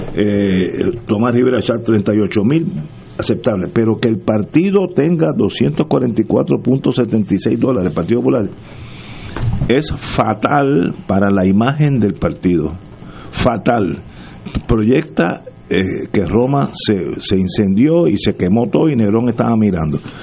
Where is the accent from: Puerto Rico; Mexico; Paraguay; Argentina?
Puerto Rico; Soy puertorriqueño, moriré en Puerto Rico